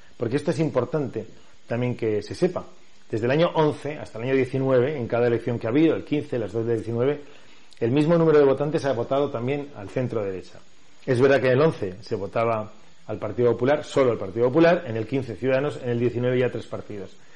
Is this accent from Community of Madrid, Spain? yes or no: no; Valencia, Valencian Community, Spain; soy de Valencia, he nacido en Valencia ciudad, me he desarrollado en Valencia ciudad toda mi vida